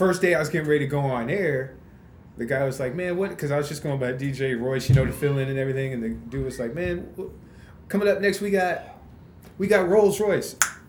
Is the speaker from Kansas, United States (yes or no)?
yes; Wichita, Kansas, United States; Born and raised right here in Wichita.